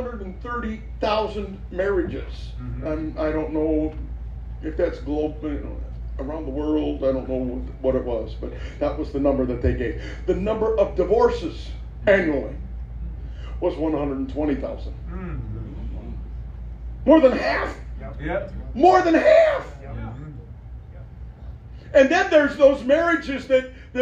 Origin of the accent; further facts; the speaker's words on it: Minneapolis–Saint Paul, Minnesota, United States; moved away; I grew up in the Twin Cities